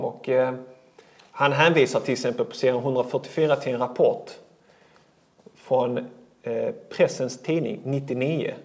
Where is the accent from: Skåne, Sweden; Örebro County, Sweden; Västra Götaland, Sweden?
Skåne, Sweden; Malmö; Född och uppväxt i Malmö.